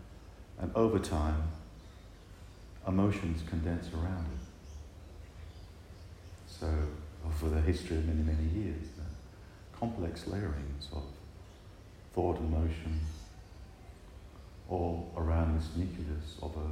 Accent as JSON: {"language": "English", "town": "Manchester", "region": "North West England", "country": "United Kingdom", "tie": "born or raised there", "said": "I was born in England, I grew up in Manchester."}